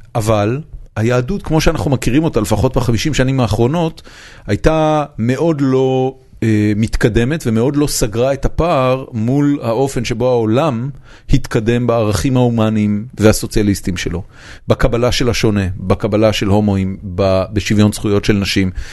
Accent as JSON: {"language": "Hebrew", "country": "Israel", "tie": "born or raised there", "said": "אני גדלתי כמובן בארץ"}